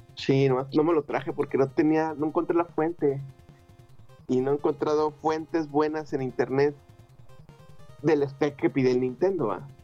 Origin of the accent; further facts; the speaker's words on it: Torreón, Coahuila, Mexico; moved away; cuando me fui de, de Torreón